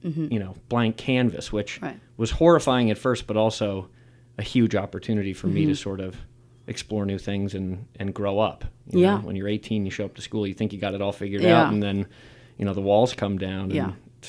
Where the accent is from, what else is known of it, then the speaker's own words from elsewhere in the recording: New York, United States; I'm from New York, just outside the city.